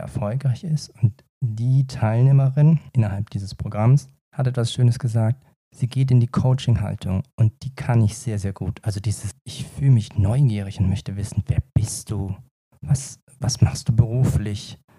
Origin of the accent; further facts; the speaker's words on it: Lower Franconia, Bavaria, Germany; man hört mir ja an und sieht mir an, gebürtiger Unterfranke.